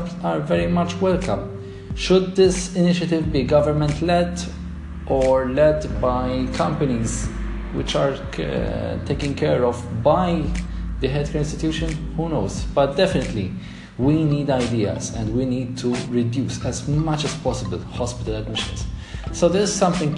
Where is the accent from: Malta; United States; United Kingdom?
Malta; my home country, Malta.